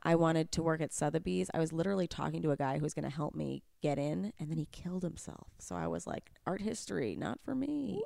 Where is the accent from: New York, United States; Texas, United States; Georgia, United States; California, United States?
New York, United States; I grew up in New York